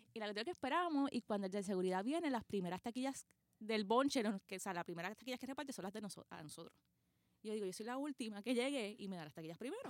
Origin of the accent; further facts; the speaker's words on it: Puerto Rico; que nosotros no éramos de allí, que nosotros somos de Puerto Rico.